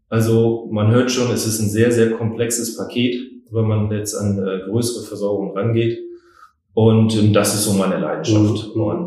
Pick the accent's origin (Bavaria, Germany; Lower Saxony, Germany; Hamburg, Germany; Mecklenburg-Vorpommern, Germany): Hamburg, Germany; now in Schwerin, Germany; und bin Hamburger und mich hat es halt nach Schwerin verschlagen.